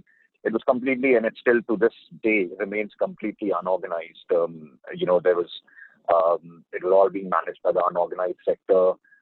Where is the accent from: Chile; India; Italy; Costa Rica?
India; moved away as an adult; also born or lived in Canada / United States; I grew up in India to a great extent, even though I'm a Canadian. My mother had moved to Canada at a very young age.